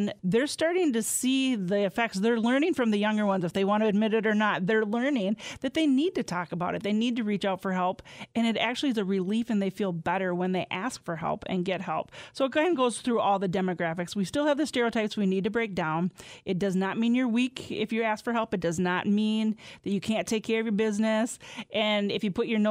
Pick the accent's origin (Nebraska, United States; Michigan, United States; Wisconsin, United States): Wisconsin, United States; Mineral Point, Southwest; I'm from Inner Point in Southwest. They have a lot of mines there